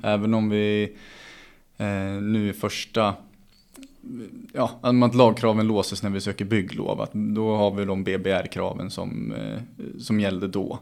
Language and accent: Swedish; Gävle, Gävleborg County, Sweden; jag som Gävlebo